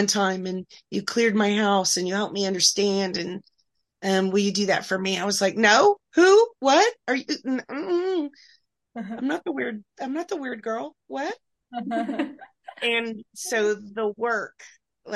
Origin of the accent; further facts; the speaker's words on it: Oklahoma, United States; I grew up in Oklahoma